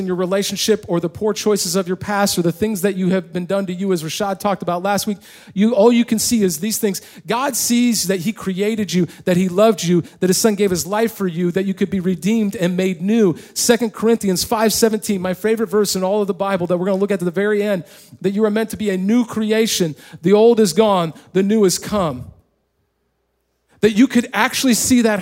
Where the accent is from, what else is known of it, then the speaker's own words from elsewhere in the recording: Indiana, United States; moved away; also born or lived in California; we actually won the small county tournament in the little county that I grew up in Indiana